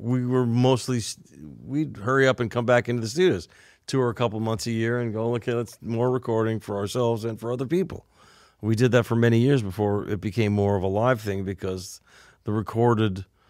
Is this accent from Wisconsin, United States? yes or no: no; North Hollywood, California, United States; Dave, we're from North Hollywood, man. We didn't write about ….